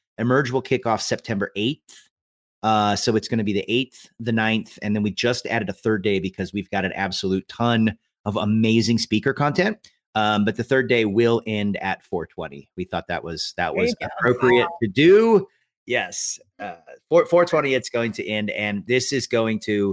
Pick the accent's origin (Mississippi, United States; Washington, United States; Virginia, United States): Washington, United States; Eastern; I grew up in Eastern Washington